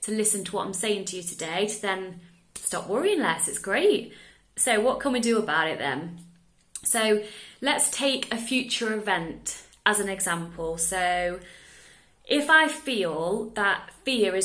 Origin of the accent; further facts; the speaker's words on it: England, United Kingdom; now in Netherlands; I live in the Netherlands, I'm English